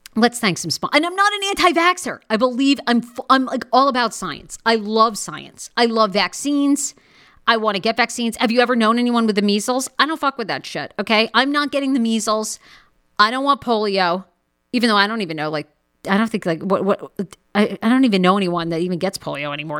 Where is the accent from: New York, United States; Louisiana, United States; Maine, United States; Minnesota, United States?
Maine, United States; moved away; I grew up in Maine with a bunch of rednecks that look like this.